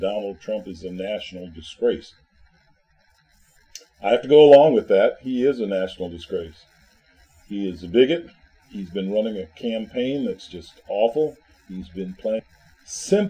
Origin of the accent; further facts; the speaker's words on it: Washington, District of Columbia, United States; I'm from Washington, D.C.